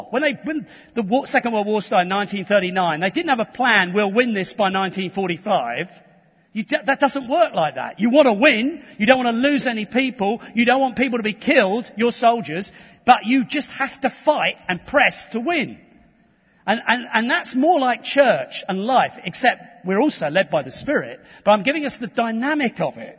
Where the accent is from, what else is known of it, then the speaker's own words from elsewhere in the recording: London, United Kingdom; I was born in Tottenham.